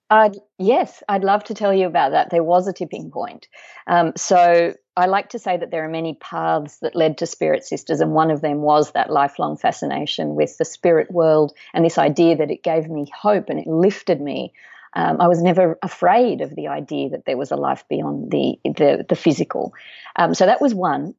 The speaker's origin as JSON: {"language": "English", "country": "Australia", "tie": "born or raised there", "also_born_or_lived": "Uruguay", "said": "we moved to Australia when I was two years old"}